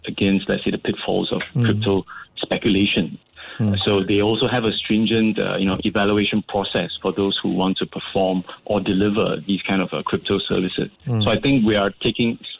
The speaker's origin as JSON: {"language": "English", "country": "Singapore", "said": "I'm proud as a Singaporean"}